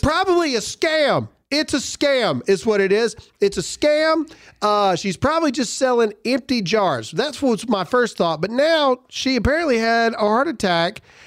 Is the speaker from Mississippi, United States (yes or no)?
yes; Mississippi, United States; Mississippi tried to do this a long time ago, my home state